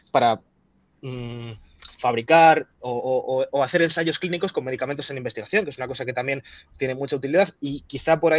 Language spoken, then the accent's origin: Spanish; Spain; yo como farmacéutico español